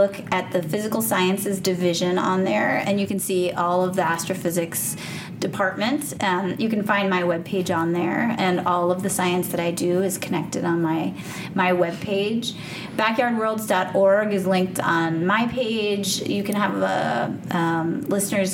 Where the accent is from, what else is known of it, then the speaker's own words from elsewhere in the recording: New Jersey, United States; now in New York City, United States; I'm from New Jersey, so I always have to give the shout out to my birth state